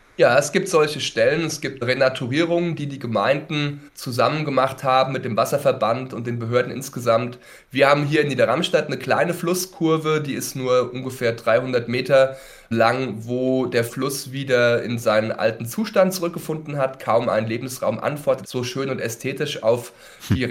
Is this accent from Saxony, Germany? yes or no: no; Mühltal, Hesse, Germany; Ich bin in Mühltal aufgewachsen